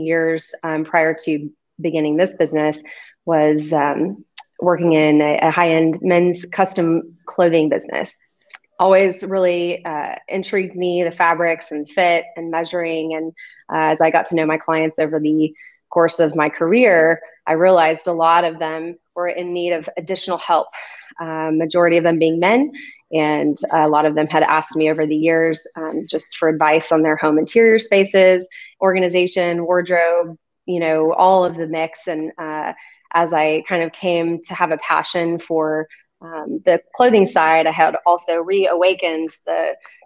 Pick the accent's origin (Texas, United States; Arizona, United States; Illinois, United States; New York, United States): Texas, United States; Austin; I've been here pretty much my whole life, and I grew up in West Austin.